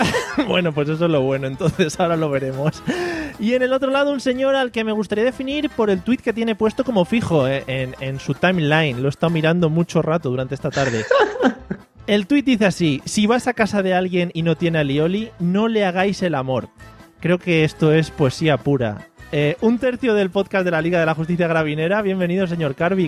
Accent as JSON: {"language": "Spanish", "town": "Madrid", "region": "Community of Madrid", "country": "Spain", "said": "soy de Madrid"}